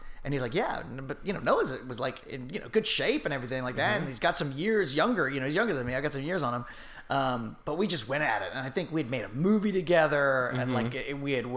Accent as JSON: {"language": "English", "country": "United Kingdom", "tie": "born or raised there", "said": "I'm British born"}